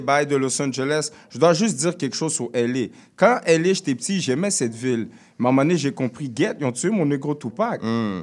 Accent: Quebec, Canada; also born or lived in Montreal; je suis né au Québec.

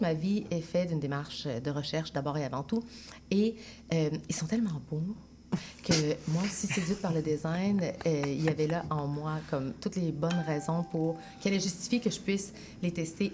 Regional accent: Sainte-Foy, Quebec, Canada; also born or lived in Chile; je suis profondément québécoise, j'ai grandi à Sainte-Foy, mais je suis une Chilienne née au Chili

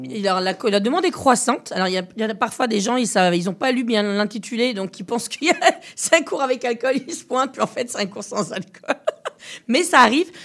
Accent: Quebec, Canada; chez nous au Québec

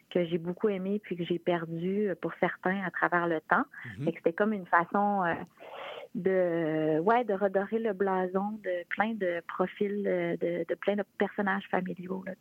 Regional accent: La Malbaie, Quebec, Canada; je viens de Rivière-Malbaie, la Malbaie

